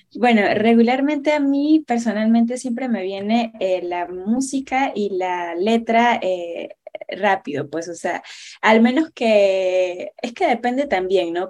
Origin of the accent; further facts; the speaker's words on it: Panama; soy panameña